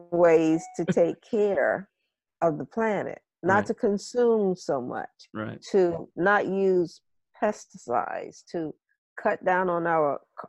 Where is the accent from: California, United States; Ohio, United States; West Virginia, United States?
Ohio, United States; home state of the Wright brothers; the Wright brothers, you know, from my home state